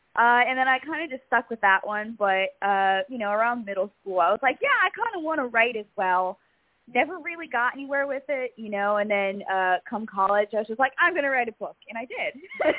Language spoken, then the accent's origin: English; Charlotte, North Carolina, United States; You know, life was always interesting. You know, there was a lake, so in the summer, if you weren't at summer camp, you were somewhere on the lake.